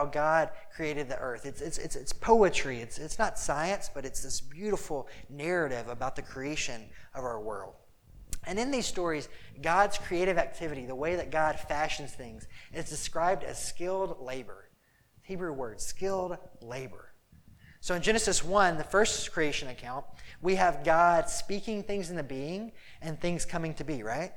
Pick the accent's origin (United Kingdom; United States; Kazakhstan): United States; Mississippi; now in Chicago, United States; I'm from Mississippi, we like jump in ponds